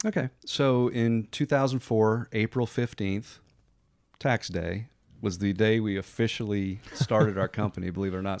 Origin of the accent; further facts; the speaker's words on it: Connecticut, United States; moved away as an adult; now in Pensacola, United States; I grew up in Connecticut, came down here to go to college